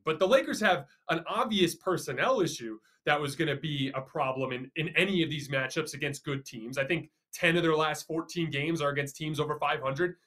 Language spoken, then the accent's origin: English; Tucson, Arizona, United States; I'm from Tucson